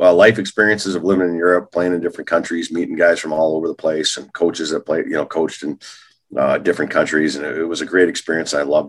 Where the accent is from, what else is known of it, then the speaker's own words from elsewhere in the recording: Duluth, Minnesota, United States; I grew up in Duluth, Minnesota, hockey rink across the street from my house.